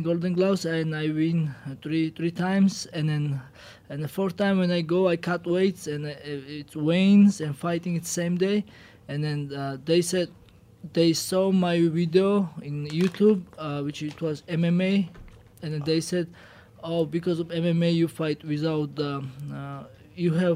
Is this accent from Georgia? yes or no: yes; Georgia; English is a second language; moved away as an adult; now in United States; We are from Georgian